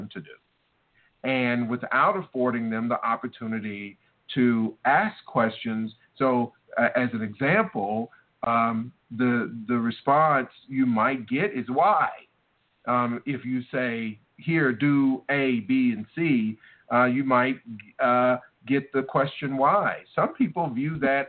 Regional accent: the South, United States; I was raised in the South

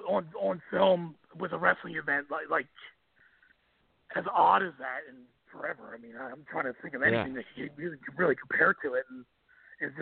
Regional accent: Atlantic City, New Jersey, United States; I'm from Atlantic City

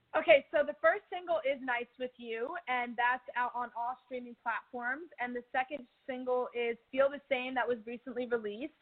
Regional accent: New Jersey, United States; I'm from Jersey

